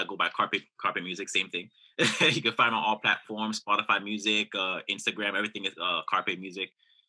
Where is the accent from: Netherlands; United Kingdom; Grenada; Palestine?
Grenada; now in Florida, United States; as you see there. I'm a drummer from Grenada. I currently live in the States. I live in Florida.